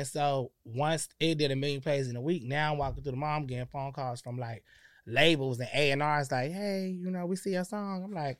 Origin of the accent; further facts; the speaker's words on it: Connecticut, United States; So I keep, you know, I'm from Connecticut.